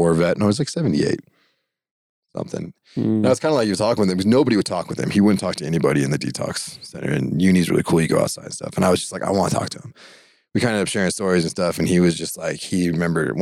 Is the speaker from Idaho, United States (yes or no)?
yes; Idaho, United States; moved away as an adult; also born or lived in Pocatello, Idaho; I'm from Idaho